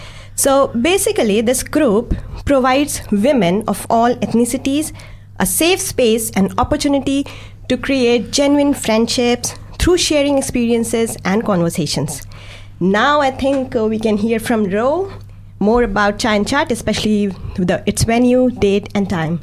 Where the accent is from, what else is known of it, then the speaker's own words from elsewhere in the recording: India; moved away as an adult; now in Dunedin, New Zealand; So I come from India, and we came here, I think, in 2019. So it's just 1.5 years for us.